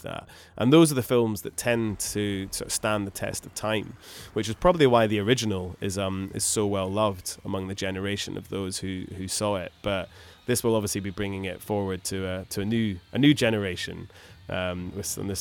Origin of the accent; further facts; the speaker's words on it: Scotland, United Kingdom; growing up in Scotland